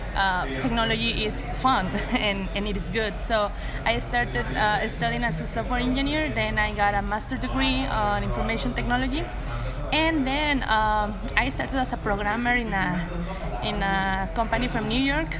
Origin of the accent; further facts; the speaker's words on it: Tampico, Tamaulipas, Mexico; now in Monterrey, Mexico; I'm not from Monterrey, I'm from Tampico, mm-hmm. a small town nearby the beach in the Gulf of Mexico.